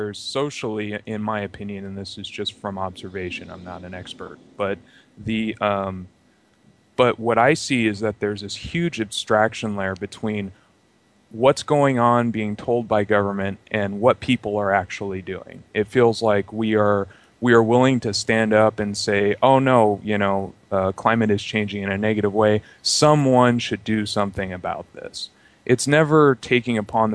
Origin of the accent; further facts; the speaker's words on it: California, United States; I was raised in California, and I'm in Sacramento, California, actually.